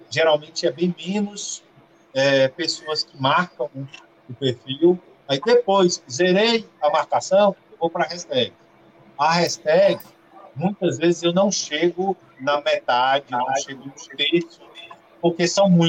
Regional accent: Vitória da Conquista, Bahia, Brazil; É, Marco, eu sou de Vitória da Conquista, que é uma cidade do interior da Bahia, é a terceira maior cidade da Bahia.

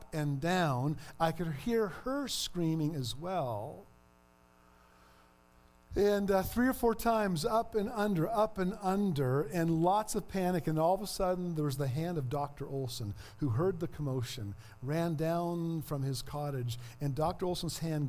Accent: Ontario, Canada; moved away; I'm from Ontario.

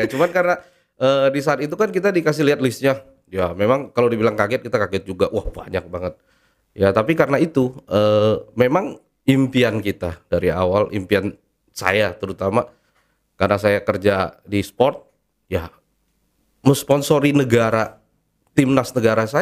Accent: Indonesia; saya lahir di Indonesia, uh, gede juga makan beras Indonesia, sekolah pun sekolah Indonesia

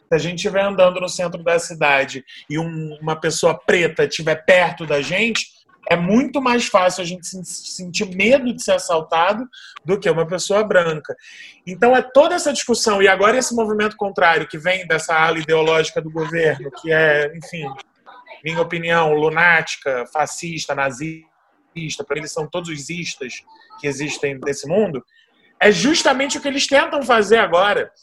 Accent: Brazil

